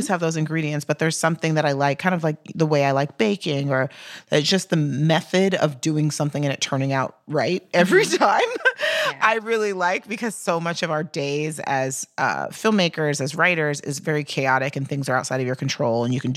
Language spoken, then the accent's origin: English; Texas, United States; I'm from Texas and was raised in a very white suburb